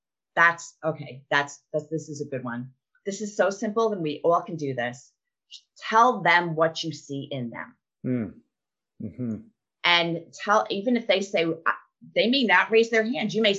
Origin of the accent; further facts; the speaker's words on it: New York, United States; now in Arkansas, United States; before I moved to Arkansas, and I'm from New York